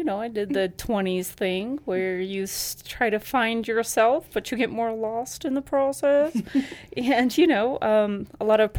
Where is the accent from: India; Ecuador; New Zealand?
Ecuador; moved away; Yes, I grew up in Ecuador.